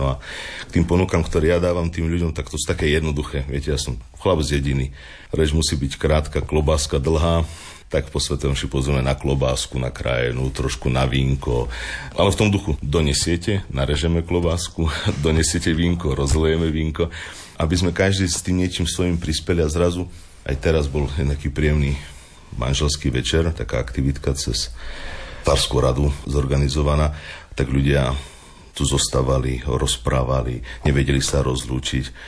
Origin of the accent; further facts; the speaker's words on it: Osikov, Prešov Region, Slovakia; moved away as an adult; also born or lived in Banská Bystrica; now in Partizánske, Slovakia; ja som originál rodak od Bardiova z jednej krásnej malej dedinky Osikov